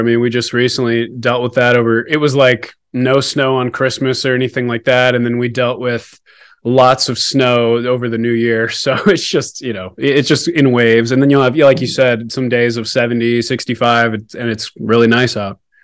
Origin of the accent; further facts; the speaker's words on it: Alaska, United States; also born or lived in Texas; now in Denver, United States; I was originally from Alaska, born up there